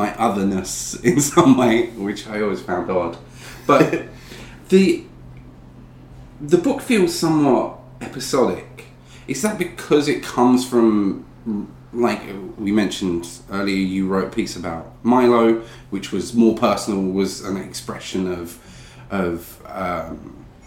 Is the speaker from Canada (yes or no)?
no; Essex, East of England, United Kingdom; I grew up in Essex